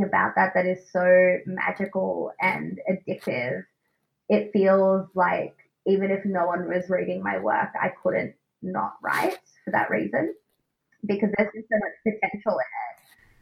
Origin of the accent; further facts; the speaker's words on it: Australia; accent: Australian; my Australian accent